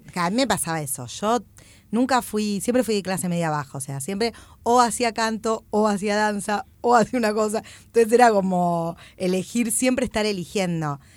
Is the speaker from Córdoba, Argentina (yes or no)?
no; Greater Buenos Aires, Argentina; soy petiza del conurbano